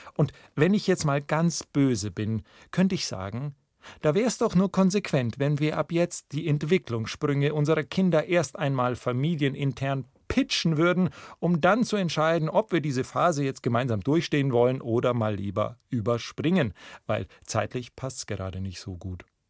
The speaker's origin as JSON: {"language": "German", "town": "Memmingen", "region": "Bavaria", "country": "Germany", "tie": "born or raised there", "also_born_or_lived": "Munich", "said": "meiner Heimatstadt Memmingen"}